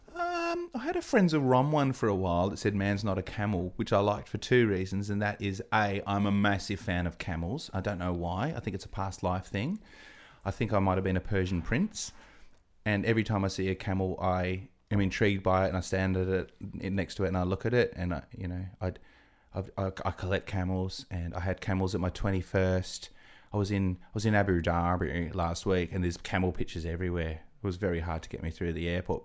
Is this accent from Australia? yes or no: yes; Adelaide, South Australia, Australia; also born or lived in England; I'm from Adelaide